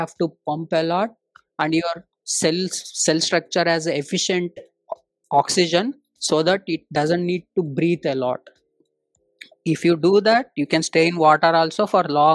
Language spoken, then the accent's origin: English; Davangere, Karnataka, India; English is a second language; moved away as an adult; also born or lived in Hyderabad / Tamil Nadu; I have been born in Telugu family, born and brought up in Karnataka